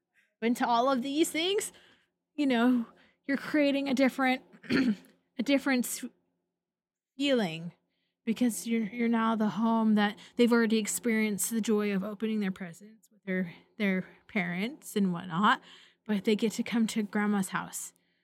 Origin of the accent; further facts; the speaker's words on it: Pacific Northwest, United States; I grew up in the Pacific Northwest. It rained a lot